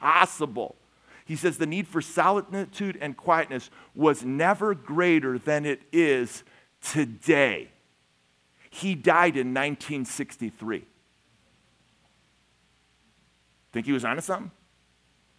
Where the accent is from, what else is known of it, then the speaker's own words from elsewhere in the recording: Chicago, Illinois, United States; now in Minnesota, United States; I'm from Chicago